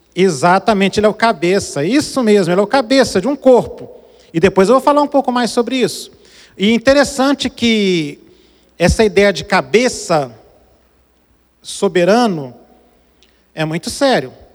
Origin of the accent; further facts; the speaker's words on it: Brazil; Eu nasci no Brasil, mas meu coração é africano.